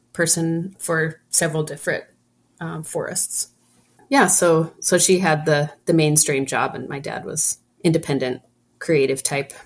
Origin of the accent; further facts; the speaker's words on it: Troy, Montana, United States; I'm born and raised in Troy